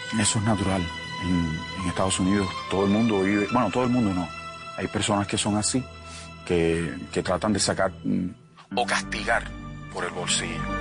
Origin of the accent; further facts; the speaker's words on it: Cuba; moved away as an adult; also born or lived in Miami / Colombia; mi país, eh, Cuba